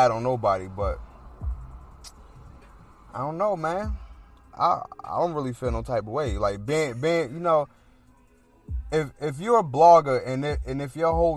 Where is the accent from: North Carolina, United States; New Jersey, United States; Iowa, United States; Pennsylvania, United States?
New Jersey, United States; Newark; I'm from Newark